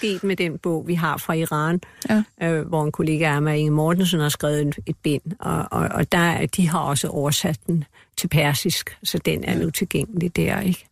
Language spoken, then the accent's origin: Danish; Denmark